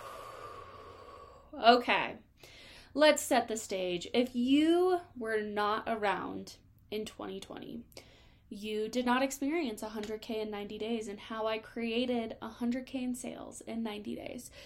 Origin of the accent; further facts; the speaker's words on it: Colorado, United States; I'm from Colorado